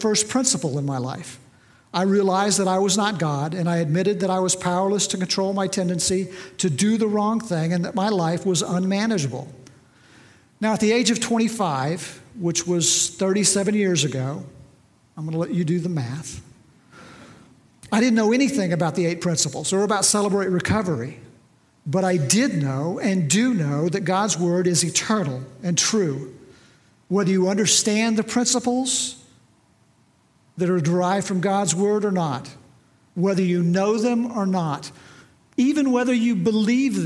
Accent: near Bartlesville, Oklahoma, United States; also born or lived in West Texas; I had a fairly typical upbringing right here in Oklahoma on a farm not too far from Bartlesville

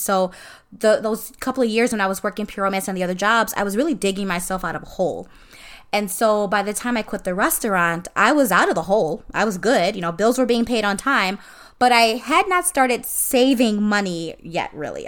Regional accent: Illinois, United States; moved away as an adult; now in Florida, United States; I was born and raised in Illinois. So Illinois is always home

